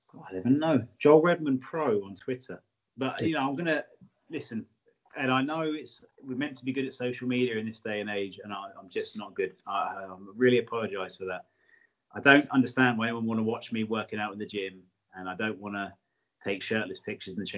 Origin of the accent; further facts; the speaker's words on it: England, United Kingdom; we're English.